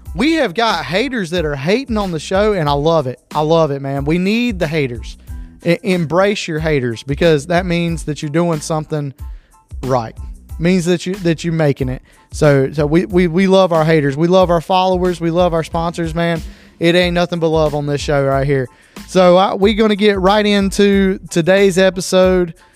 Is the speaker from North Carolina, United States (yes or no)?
yes; Lake Lookout, North Carolina, United States; I grew up on Lake Lookout.